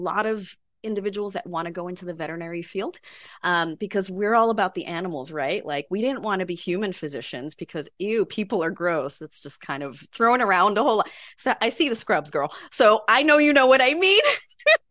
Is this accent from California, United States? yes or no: no; New York City, New York, United States; also born or lived in Caribbean; I'm a native New Yorker, born and raised in Manhattan.